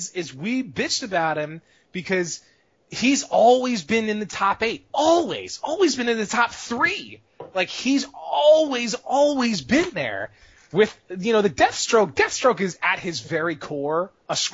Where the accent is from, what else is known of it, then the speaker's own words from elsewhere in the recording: United States; American players